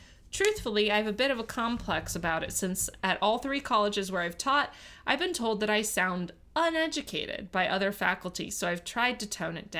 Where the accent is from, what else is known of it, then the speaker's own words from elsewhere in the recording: New Orleans, Louisiana, United States; accent: Yat; I've referenced my Yat accent, which is a dialect that is originated in the Irish and Italian working class neighborhoods in New Orleans, or Nolens.